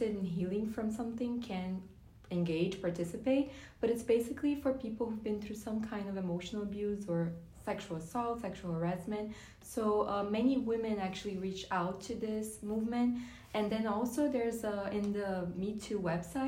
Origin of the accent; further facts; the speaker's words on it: Brazil; now in Florida, United States; I'm from Brazil